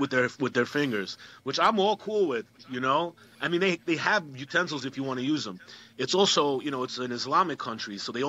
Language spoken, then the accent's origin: English; Queens, New York, United States; First of all, I'm from Queens, as you could tell. I'm from Queens.